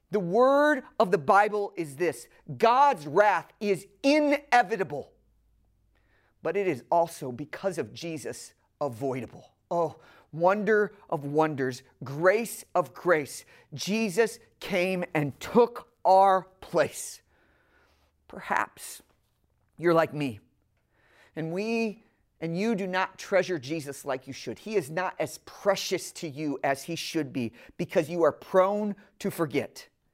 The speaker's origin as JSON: {"language": "English", "region": "the North", "country": "United States", "moved": "yes", "lives_now": "Atlanta, United States", "said": "I'm from the North"}